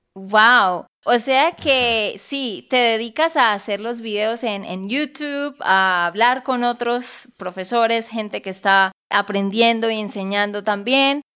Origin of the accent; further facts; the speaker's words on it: Santander, Colombia; de Santander, Colombia.